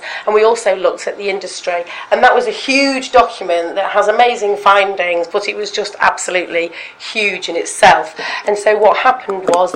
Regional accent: Stockport, North West England, United Kingdom; moved away as an adult; also born or lived in London; I recently relocated back to my hometown, Stockport, Manchester

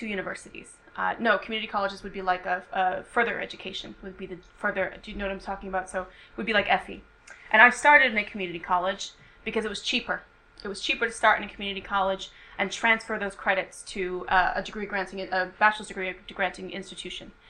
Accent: United States; now in United Kingdom; I'm an American

